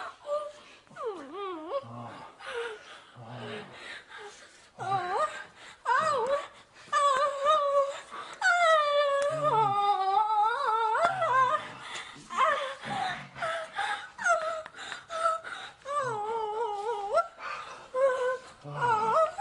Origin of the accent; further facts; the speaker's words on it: California, United States; From California